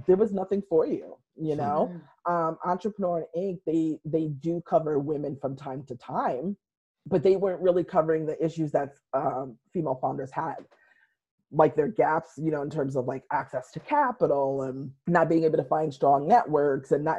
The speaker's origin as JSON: {"language": "English", "region": "Western Massachusetts", "country": "United States", "tie": "born or raised there", "said": "I'm from Western Massachusetts and kind of grew up writing for the local newspapers there"}